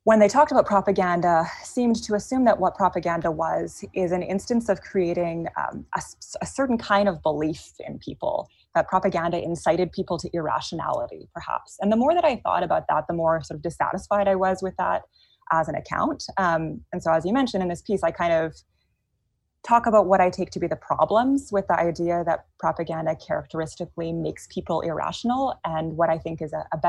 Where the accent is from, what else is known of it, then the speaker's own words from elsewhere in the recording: near Vancouver, British Columbia, Canada; moved away as an adult; now in Chicago, United States; So I am Canadian. I grew up near Vancouver, British Columbia.